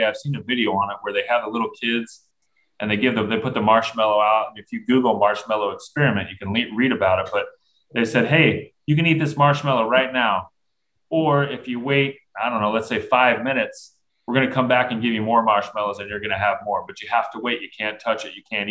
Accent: Southern California, United States; I grew up in Southern California

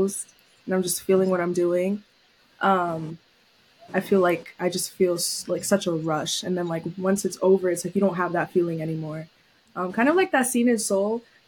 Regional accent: New York City, New York, United States; moved away as an adult; also born or lived in Syracuse; was born and raised in New York City, Lower East Side.

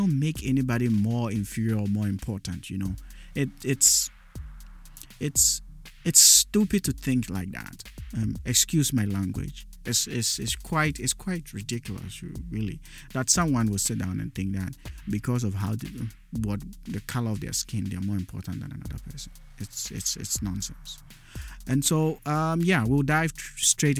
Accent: Accra, Greater Accra, Ghana; first language Dagaare; English is a second language; also born or lived in Upper West Region, Ghana (ethnic origin, Dagaaba); in Ghana, where I grew up, where I was born and I grew up, I am a Dagati

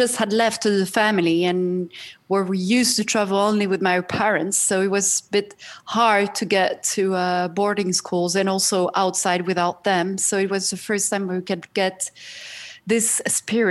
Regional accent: Brazil; also born or lived in Paris, France; now in Switzerland; I grew up in Brazil. I was born in Brazil

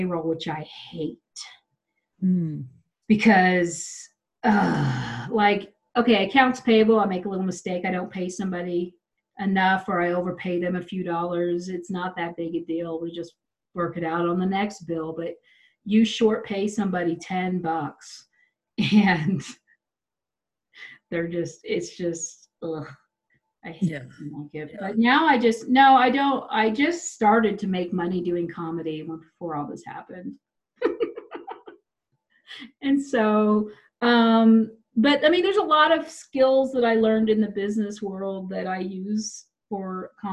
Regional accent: Wichita, Kansas, United States; now in Denver, United States; I'm from Wichita

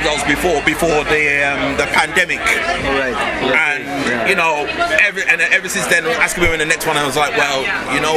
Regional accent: near Birmingham, West Midlands, United Kingdom; I'm from, like, Birmingham. Right? Like, but next door to Birmingham

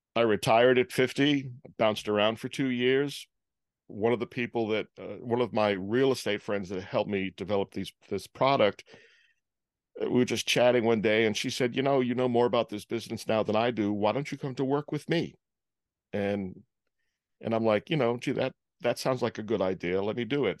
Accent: Providence, Rhode Island, United States; also born or lived in Holden, Massachusetts; my family moved back to Rhode Island when I was about two weeks old

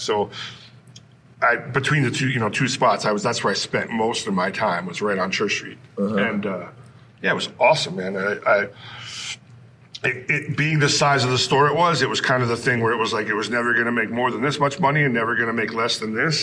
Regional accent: Bristol, Vermont, United States; me growing up in Vermont

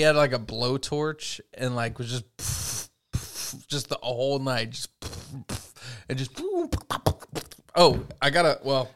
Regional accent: United States; we're American, we love America

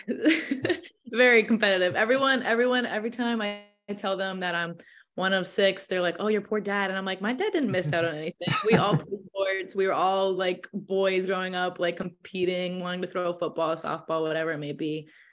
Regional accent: Massachusetts, United States; I live from I'm from Mass, so it's not that far.

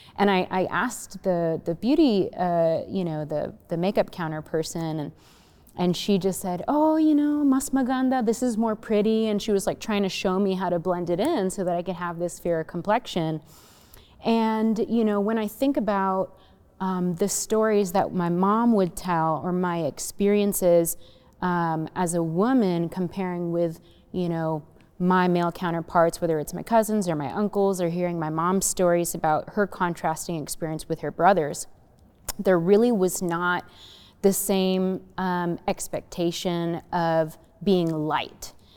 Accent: United States; my growing up in the United States

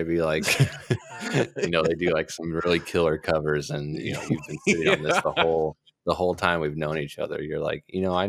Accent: Texas, United States; You know, but if you ask, I'll tell you I'm from Texas, not America.

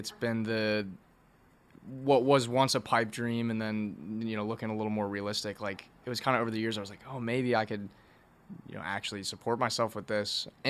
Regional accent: DC area, Virginia, United States; moved away as an adult; now in Athens, Georgia, United States; I'm from Virginia, like DC area.

